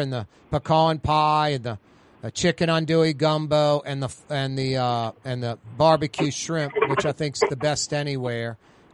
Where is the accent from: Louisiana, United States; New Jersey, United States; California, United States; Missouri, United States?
Louisiana, United States; New Orleans; growing up in New Orleans